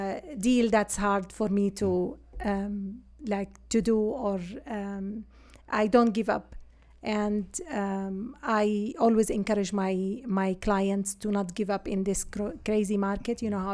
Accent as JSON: {"language": "English", "country": "Syria", "moved": "yes", "said": "I'm from Syria originally."}